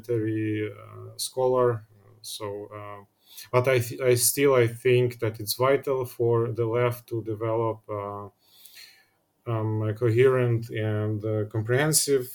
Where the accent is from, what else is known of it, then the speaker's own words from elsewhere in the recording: Ukraine; moved away as an adult; I was born in Ukraine, and half of my life passed there